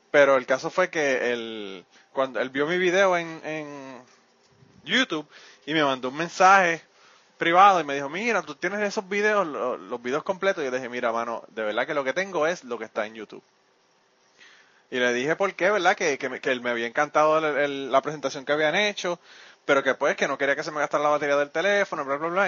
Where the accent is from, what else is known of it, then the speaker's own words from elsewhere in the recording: Puerto Rico; now in Kentucky, United States; cuando estaba en Puerto Rico